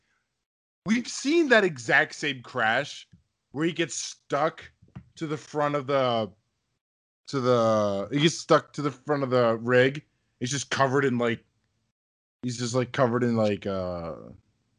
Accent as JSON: {"language": "English", "country": "United States", "said": "I'm an American"}